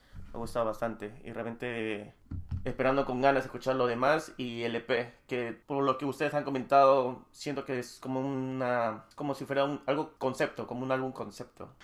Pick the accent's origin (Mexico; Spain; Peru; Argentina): Peru; yo soy de Perú, pero yo no resido en, en Lima